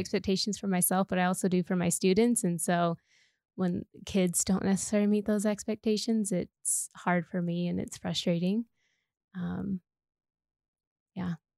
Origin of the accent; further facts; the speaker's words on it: Idaho, United States; moved away as an adult; now in Colorado, United States; I was actually born and raised in Idaho, so that's where I grew up, and then I came out to Colorado for school.